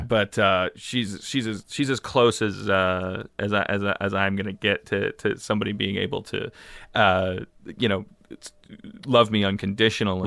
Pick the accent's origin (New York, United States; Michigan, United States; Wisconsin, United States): Wisconsin, United States; Milwaukee; moved away as an adult; now in Los Angeles, United States; I grew up in Milwaukee, and then I came here about fifteen years ago.